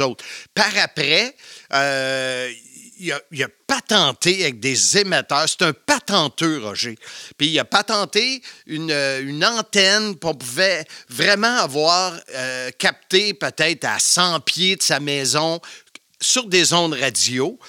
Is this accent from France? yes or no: no; Salaberry-de-Valleyfield, Quebec, Canada; Valleyfield, la ville de l'amour, comme dirait Gilles Pro. Je suis un campi valencien